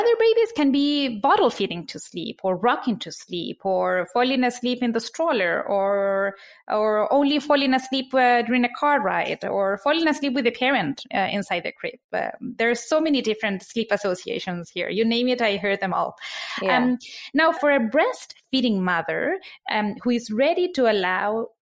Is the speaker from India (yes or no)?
no; Argentina; now in New York, United States; I am originally from Argentina. I live in New York.